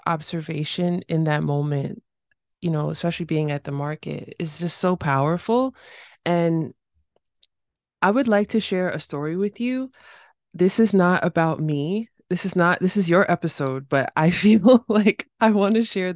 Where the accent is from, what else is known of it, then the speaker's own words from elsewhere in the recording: New York City, New York, United States; I grew up in New York City